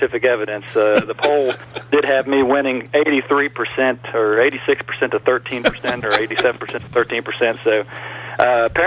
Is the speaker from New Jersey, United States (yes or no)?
no; Tucker County, West Virginia, United States; I'm actually from Tucker County. I'm a product of Coach Gutschall. All of my hometown people will be there cheering us on